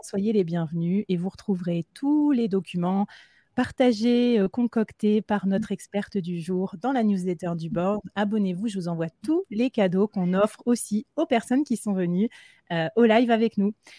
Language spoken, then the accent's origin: French; Bordeaux, Nouvelle-Aquitaine, France; now in Nantes, France; Je viens de Bordeaux, mais maintenant j'habite à Nantes